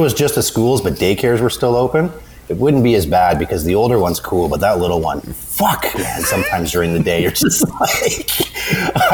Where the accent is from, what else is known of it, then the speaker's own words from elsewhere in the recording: Toronto, Ontario, Canada; I grew up in Toronto, so it's pretty multi fucking cultural society